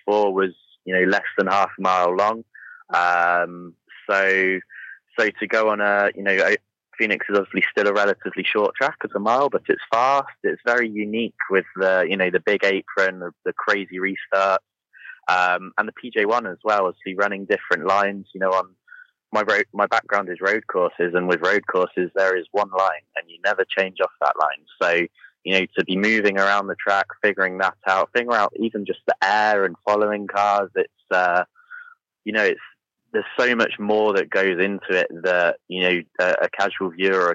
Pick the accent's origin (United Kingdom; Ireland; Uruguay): United Kingdom; moved away; even coming from the UK